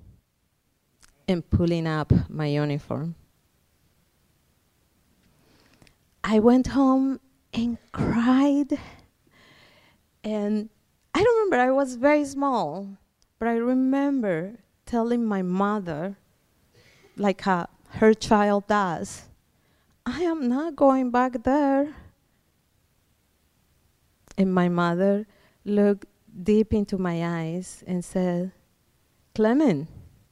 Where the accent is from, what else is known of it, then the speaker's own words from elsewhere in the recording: Colombia; now in Iowa, United States; I was born in Colombia, South America